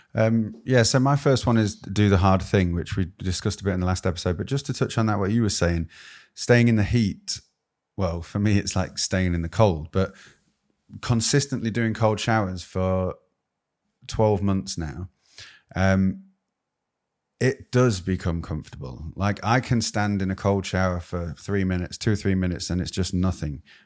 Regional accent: United Kingdom; As a Brit

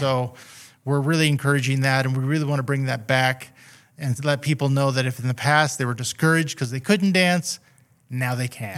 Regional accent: Redding, California, United States; also born or lived in Weaverville / Seattle; was born here in Reading, uh, back in, uh, nineteen sixty-six. And, uh, have always lived either in Reading or around Reading area my whole life

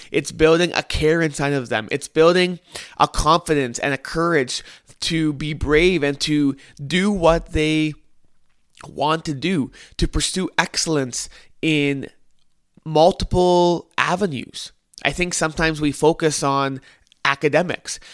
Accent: Winnipeg, Manitoba, Canada; I am from Winnipeg, Manitoba, Canada

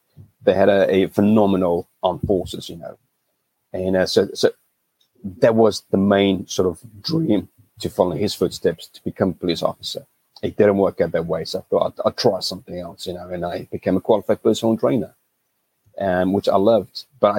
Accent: South Africa; moved away as an adult; also born or lived in United Kingdom; I'm from South Africa originally, that left in 2000

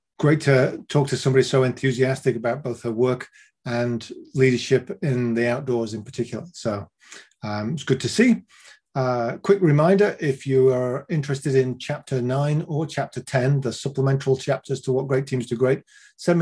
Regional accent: Leeds, Yorkshire and the Humber, United Kingdom; my hometown of Leeds in the north of England

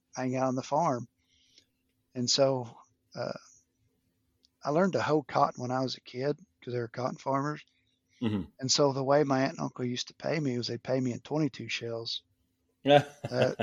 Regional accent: Umbarger, Texas, United States; moved away as an adult; also born or lived in California; I grew up outside of Amarillo in a small town called Umbarger, Texas

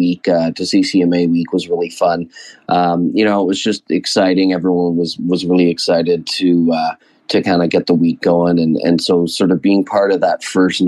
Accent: London, Ontario, Canada; As a born and bred Londoner

